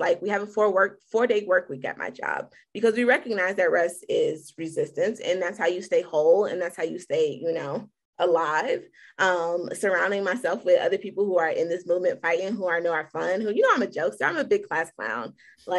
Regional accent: Chicago, Illinois, United States; moved away; I'm from Chicago, from the west side of Chicago.

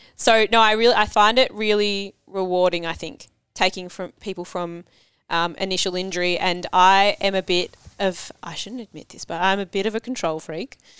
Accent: Cranbourne, Victoria, Australia; I grew up in Cranbourne

